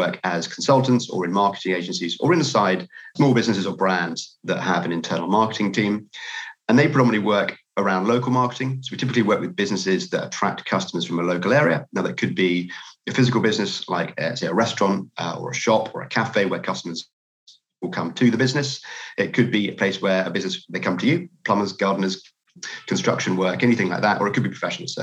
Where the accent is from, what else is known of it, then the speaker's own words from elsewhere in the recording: United Kingdom; I'm from the UK from my accent